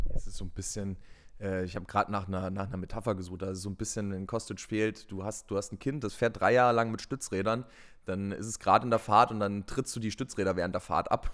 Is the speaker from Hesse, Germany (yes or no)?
yes; Frankfurt, Hesse, Germany; wo ich herkomme, wo ich dann gesagt habe, hier Deutschland, Frankfurt